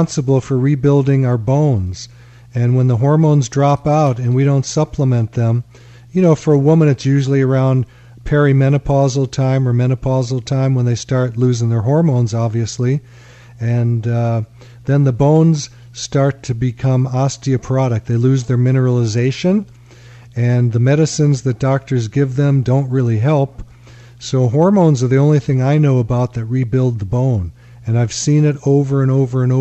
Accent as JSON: {"language": "English", "town": "Chicago", "region": "Illinois", "country": "United States", "moved": "yes", "said": "I come from Chicago, where he came from, and I was a lawyer"}